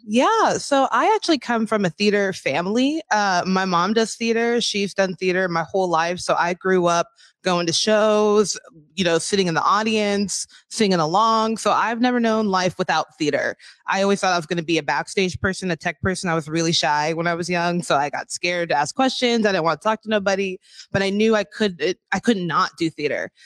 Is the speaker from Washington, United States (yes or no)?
yes; Des Moines, Washington, United States; I'm a born and raised in Washington oh, from the South, from Des Moines, Kent area.